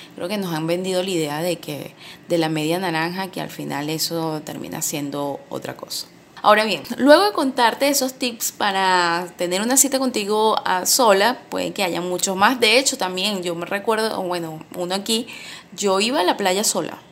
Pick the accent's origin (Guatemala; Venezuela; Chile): Venezuela; also born or lived in Valencia, Venezuela; en mi país